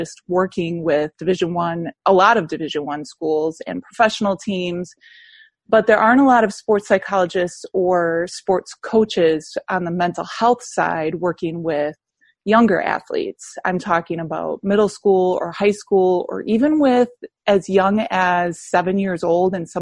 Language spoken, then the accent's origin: English; Wisconsin, United States; moved away as an adult; also born or lived in South Carolina; I'm from Wisconsin